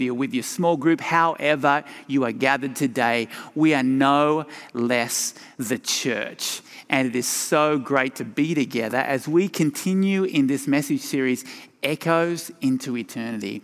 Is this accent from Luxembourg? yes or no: no; Tasmania, Australia; moved away as an adult; also born or lived in Sydney, Australia; now in Colorado, United States; My accent originated in my home state of Tasmania